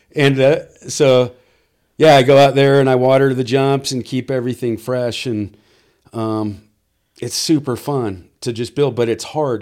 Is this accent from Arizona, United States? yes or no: no; South Orange County, California, United States; now in Temecula, United States; grew up pretty much over in South Orange County and lived over there till, oh, I got married